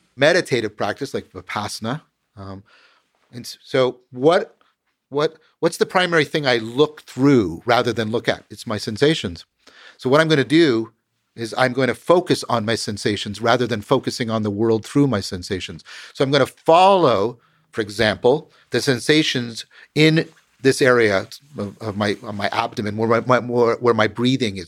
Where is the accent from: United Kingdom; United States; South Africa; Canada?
Canada; I'm a Canadian